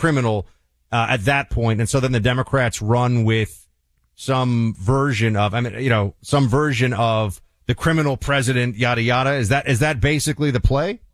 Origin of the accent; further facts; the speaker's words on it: New York City, New York, United States; in New York City, my, my hometown.